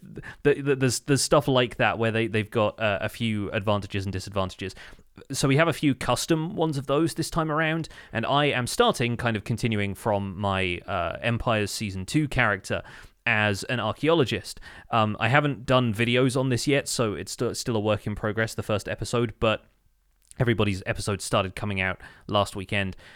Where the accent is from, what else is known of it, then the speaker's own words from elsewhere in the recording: United Kingdom; as a British person